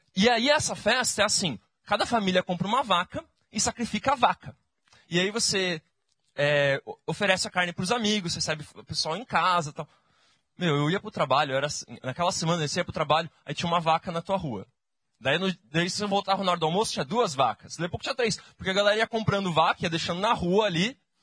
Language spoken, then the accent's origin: Portuguese; Brazil; eu sou do Brasil